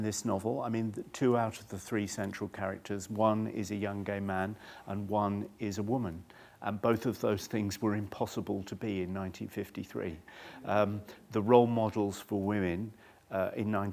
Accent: Chichester, South East England, United Kingdom; I was born in 1958 and I grew up in Chichester in the south of England

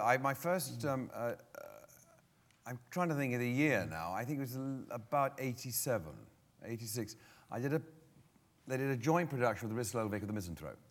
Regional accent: London, United Kingdom; born and brought up in London

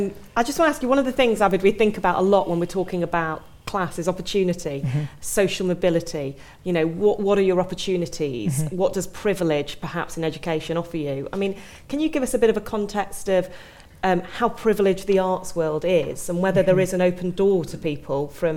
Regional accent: Stalybridge, North West England, United Kingdom; I remember writing an article about a neighbour who I grew up next to in Stalybridge in the north of England

